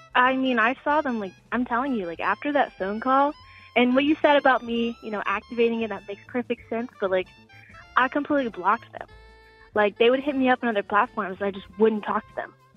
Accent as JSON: {"language": "English", "town": "Atlanta", "region": "Georgia", "country": "United States", "moved": "as an adult", "lives_now": "Tokyo, Japan", "said": "I'm from Atlanta, and I'm so glad. But I'm studying abroad in Tokyo"}